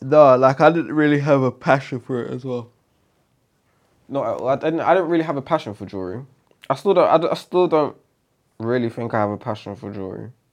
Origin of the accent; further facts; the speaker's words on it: London, United Kingdom; So that's where I grew up. I grew up in E C